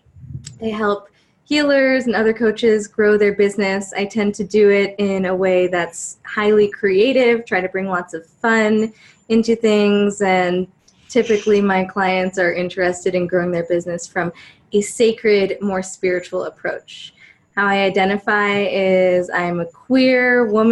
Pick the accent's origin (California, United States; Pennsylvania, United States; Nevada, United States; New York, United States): Nevada, United States; Las Vegas; I actually grew up in Vegas. I grew up in Las Vegas, Nevada